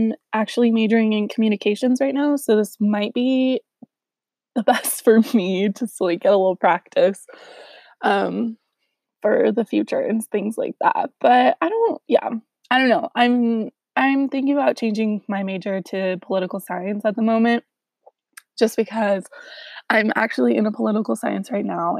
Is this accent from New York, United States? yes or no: no; Southern California, United States; moved away as an adult; now in Utah, United States; I'm from Southern California